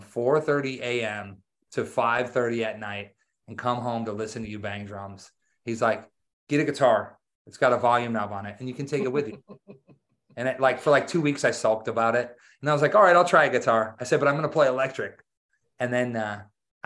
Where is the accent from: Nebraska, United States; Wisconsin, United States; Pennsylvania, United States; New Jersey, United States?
Wisconsin, United States; I grew up in Wisconsin. So I grew up in the country